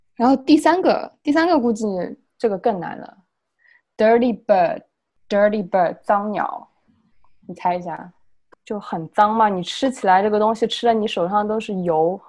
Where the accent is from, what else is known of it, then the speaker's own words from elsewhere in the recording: China; moved away as an adult; now in Australia; 我们中国人